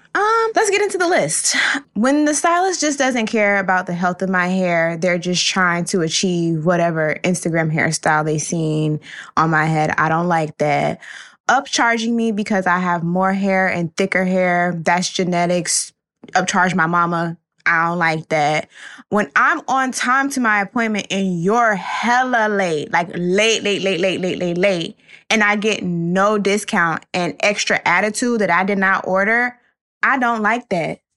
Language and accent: English; Florida, United States; now in Brooklyn, United States; Still coming from Brooklyn, but born and raised in Florida